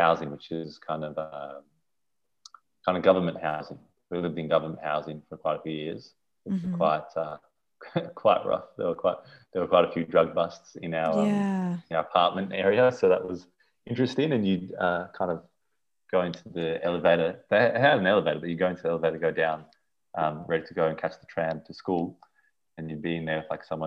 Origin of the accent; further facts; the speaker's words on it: Sydney, New South Wales, Australia; also born or lived in Johannesburg, South Africa; I came over when I was 2.5. I grew up in Bondi Beach, Australia, so your typical Australian experience.